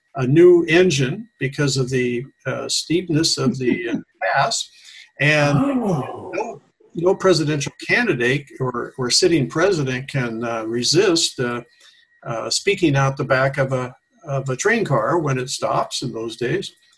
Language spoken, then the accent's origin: English; Tacoma, Washington, United States; moved away as an adult; also born or lived in Issaquah, Washington; now in Ashland, United States; I was born in Tacoma, Washington